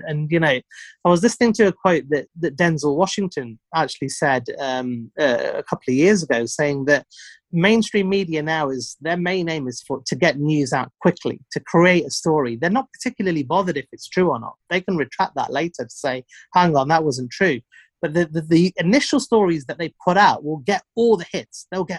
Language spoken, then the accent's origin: English; India; I'm an Indian guy and an immigrant, so they can't call me a racist.